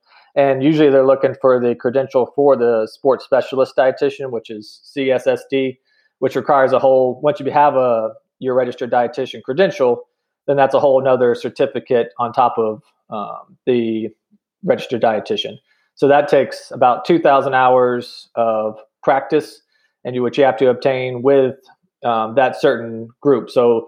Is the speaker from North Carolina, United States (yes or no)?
yes; North Carolina, United States; moved away as an adult; now in New Mexico, United States; So I'm mostly from North Carolina. My dad was military and he retired, ended up retiring in Fayetteville, Fort Bragg area.